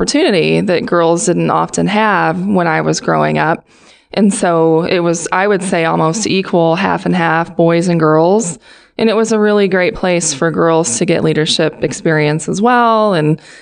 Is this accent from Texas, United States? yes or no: no; Pittsfield, Illinois, United States; My hometown is Pittsfield, Illinois